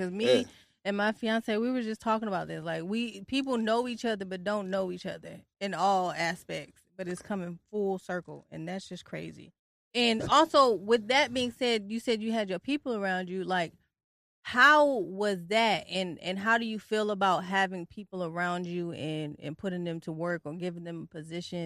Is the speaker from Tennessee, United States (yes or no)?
yes; Tennessee, United States; also born or lived in Detroit, Michigan; now in Virginia, United States; I was just born there. I was raised in Tennessee